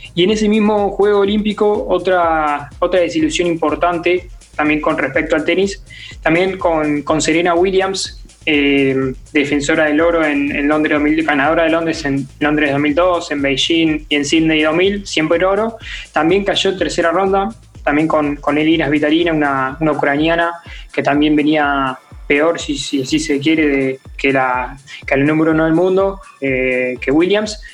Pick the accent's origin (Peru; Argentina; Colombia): Argentina; me tocó vivir como, argentino